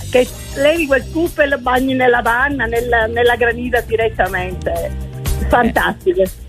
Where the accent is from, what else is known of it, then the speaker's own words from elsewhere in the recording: Patti, Sicily, Italy; giustamente da siciliana